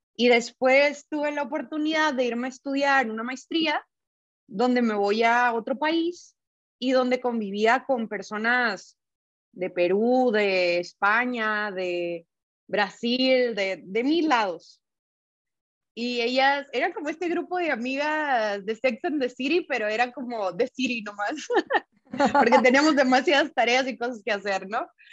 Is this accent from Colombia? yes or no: no; northern Mexico, Mexico; moved away as an adult; now in Guadalajara, Mexico; yo soy del norte de México